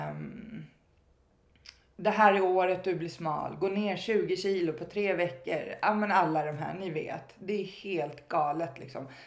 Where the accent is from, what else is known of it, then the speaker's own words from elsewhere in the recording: Stockholm, Stockholm County, Sweden; Jag växte upp i Stockholm